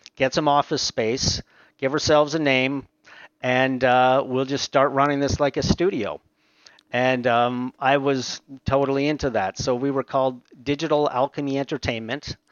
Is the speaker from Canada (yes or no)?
yes; Aurora, Ontario, Canada; also born or lived in Montreal, Quebec; I grew up most of my uh, youth in uh, Aurora, Ontario